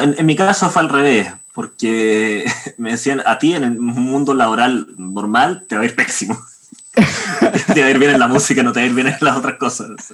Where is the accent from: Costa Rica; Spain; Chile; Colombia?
Chile; Santiago, Santiago Metropolitan Region; soy de aquí de Santiago de Chile